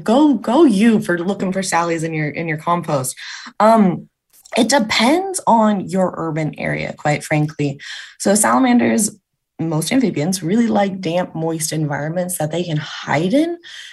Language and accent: English; California, United States; So as I said, I grew up in Southern California